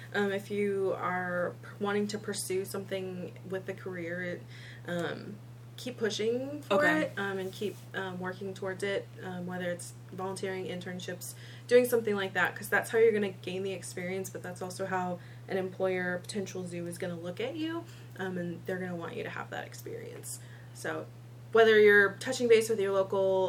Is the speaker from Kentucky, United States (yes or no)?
yes; Northern Kentucky, United States; I was born and raised, and I even worked in Northern Kentucky